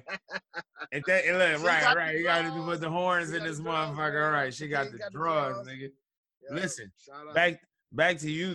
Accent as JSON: {"language": "English", "region": "Michigan", "country": "United States", "said": "I'm from Michigan."}